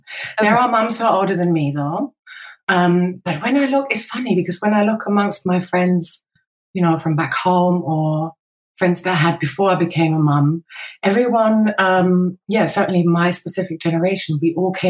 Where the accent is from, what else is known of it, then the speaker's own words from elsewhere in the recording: Frankfurt, Hesse, Germany; moved away as an adult; now in London, United Kingdom; I'm also a mom to a almost three-year-old. And I'm in London. I'm originally from Frankfurt, Germany, but I moved to London 20 years ago.